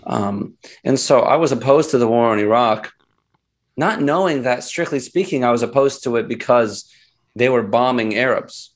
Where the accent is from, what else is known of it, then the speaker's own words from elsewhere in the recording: United States; also born or lived in Philadelphia, Pennsylvania; I was born in the United States